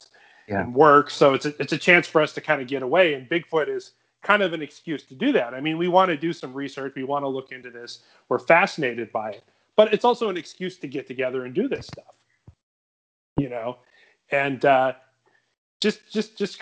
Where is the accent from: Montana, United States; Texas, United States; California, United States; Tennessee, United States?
California, United States; as a Californian